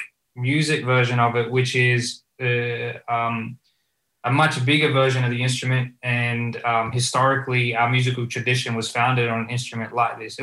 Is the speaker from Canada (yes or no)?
no; Australia; first language Punjabi; English is a second language; I was born in Australia, but being a part of a migrant community in Australia